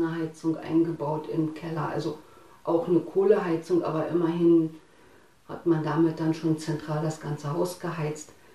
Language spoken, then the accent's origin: German; Harz, Germany; now in Falkensee, Germany; Ich bin im Osten groß geworden, im Harz genau. Ich bin dann später hierher gezogen nach Falkensee